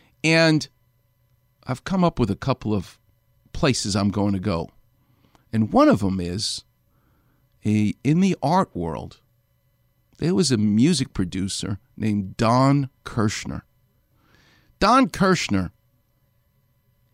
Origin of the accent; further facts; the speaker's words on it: New York, United States; growing up in New York